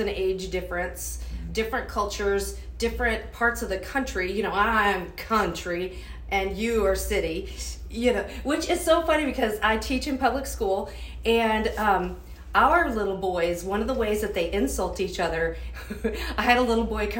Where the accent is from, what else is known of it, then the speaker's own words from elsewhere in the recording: South Dakota, United States; when I grew up in South Dakota, I lived 12 to 13 miles from town